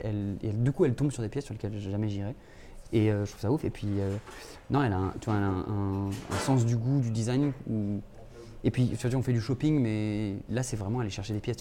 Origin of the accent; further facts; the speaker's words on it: Clermont-Ferrand, Auvergne-Rhône-Alpes, France; moved away as an adult; also born or lived in Paris; en arrivant à Paris, parce que j'ai grandi à Clermont-Ferrand